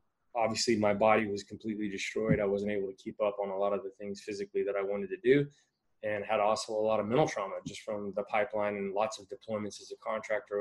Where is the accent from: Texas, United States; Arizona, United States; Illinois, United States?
Texas, United States; I grew up in Texas, and if anybody knows anything about Texas, football is king